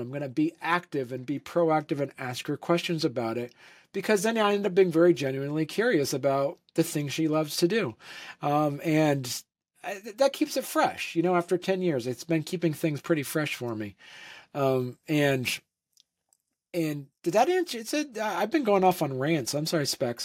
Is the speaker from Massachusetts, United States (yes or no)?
no; Vermont, United States; moved away as an adult; also born or lived in Saint Louis; I grew up in Vermont